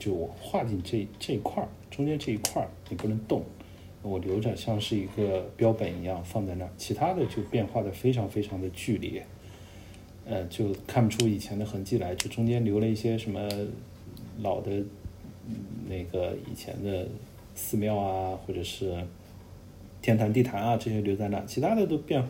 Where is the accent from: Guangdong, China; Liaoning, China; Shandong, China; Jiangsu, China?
Guangdong, China; 因为我是老广，我瞧不起外地人啊